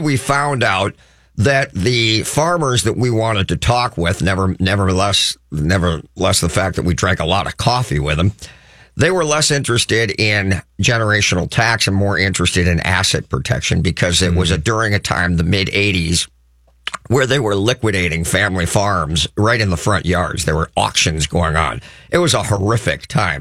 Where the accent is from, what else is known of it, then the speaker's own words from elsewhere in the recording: Crookston, Minnesota, United States; I'm from a small town, or at least spent a lot of time growing up in Crookston, Minnesota